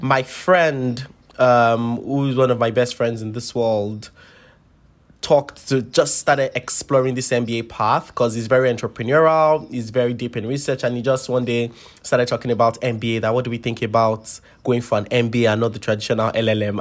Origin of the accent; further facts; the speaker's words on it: Lagos, Nigeria; moved away as an adult; I grew up born and bred in Lagos, Nigeria.